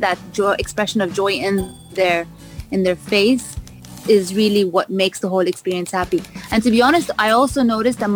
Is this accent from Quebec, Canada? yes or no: no; Vancouver, British Columbia, Canada; also born or lived in London; now in Dubai, United Arab Emirates; I was born in London. I was raised in Vancouver